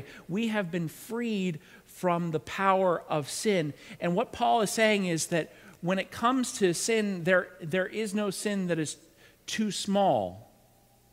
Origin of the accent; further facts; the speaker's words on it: Pittsburgh, Pennsylvania, United States; moved away; also born or lived in New England; I was born in the Pittsburgh area, but I spent a good majority of time in New England